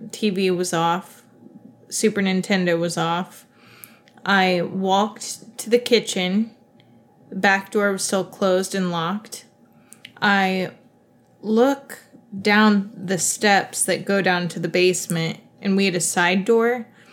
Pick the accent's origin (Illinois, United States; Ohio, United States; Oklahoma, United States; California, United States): Ohio, United States; moved away; I grew up near Wright Pat Air Force Base